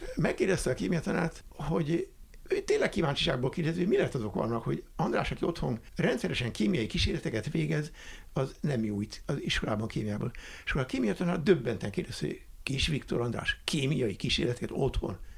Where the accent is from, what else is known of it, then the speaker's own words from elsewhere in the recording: Budapest, Hungary; én Budán egy olyan kertes házban nőttem föl, a kis Svábhegyen